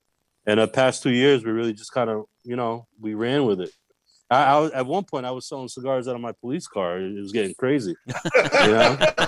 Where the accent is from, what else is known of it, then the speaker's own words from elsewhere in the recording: New York, United States; also born or lived in Massachusetts; now in Durham, United States; where I grew up in New York, though, we used to hang out in the Bronx all the time on Arthur Ave.